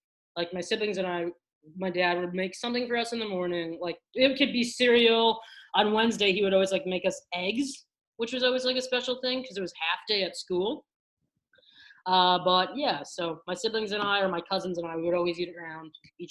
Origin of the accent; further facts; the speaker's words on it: New York City, New York, United States; moved away as an adult; also born or lived in Providence, Rhode Island; now in Chicago, United States; Growing up in Staten Island, we were in I'm one of four. I'm the third of four siblings.